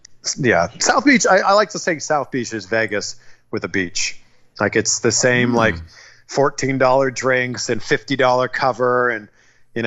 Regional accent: Toronto, Ontario, Canada; moved away as an adult; also born or lived in Vancouver; now in Miami, United States; Toronto's my hometown

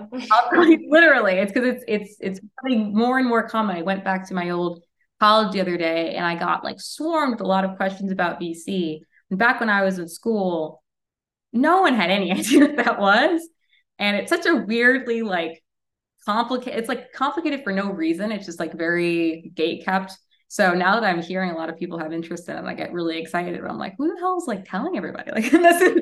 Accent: New York, United States; I'm from New York

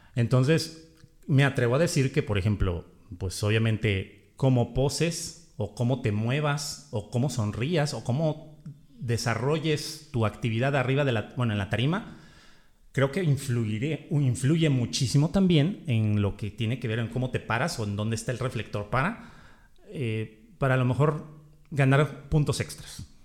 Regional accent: Mexico; como decimos en México

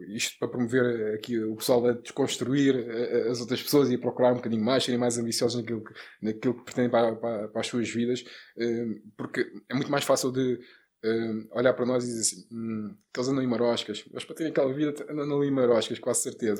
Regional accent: Lisbon, Portugal; Lisboa, Parque das Nações

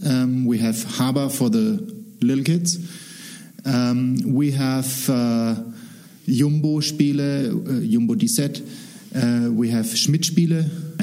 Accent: Germany; We have a different educational background in Germany

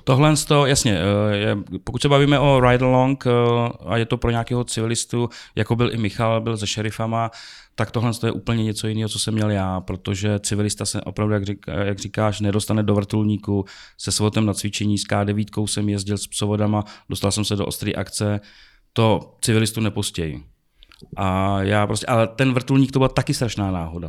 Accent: Prague, Czechia; jsem prostě z Česka, z Prahy.

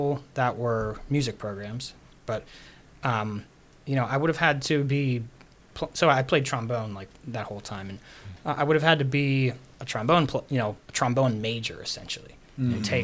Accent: Pittsburgh, Pennsylvania, United States; moved away; also born or lived in Florida; I grew up in Regent Square

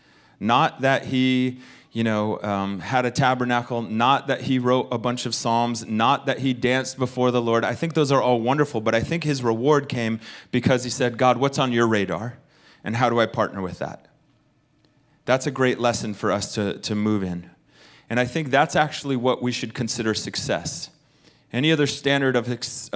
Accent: United States; I'm speaking as an American

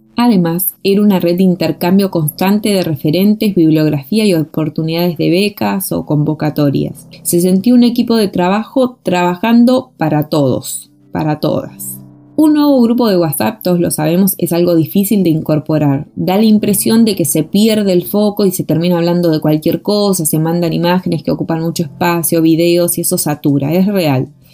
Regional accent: Argentina; moved away as an adult; now in Chile; soy artista y gestora argentina y me encuentro viviendo en Chile desde 2015

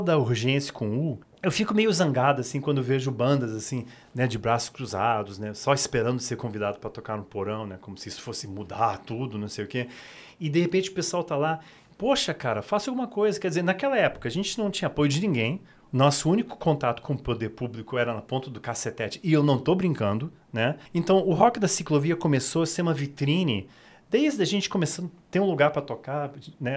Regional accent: Brasília, Federal District, Brazil; born or raised there; also born or lived in United States

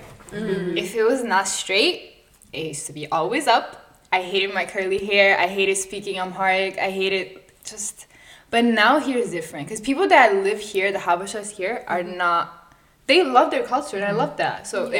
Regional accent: Rome, Lazio, Italy; English is a second language; now in United States; born and raised in Italy. Rome, Italy.

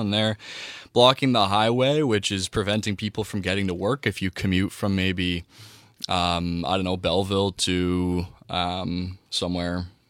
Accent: Jamaica; Who went to prison in Jamaica from my hometown for, you know, attempted murder and is still teaching.

